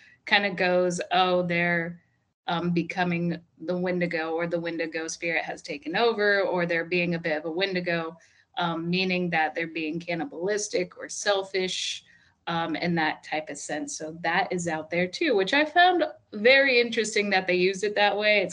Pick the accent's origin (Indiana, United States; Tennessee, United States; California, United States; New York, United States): Indiana, United States; We're from Indiana, so like just our accents are just, they're special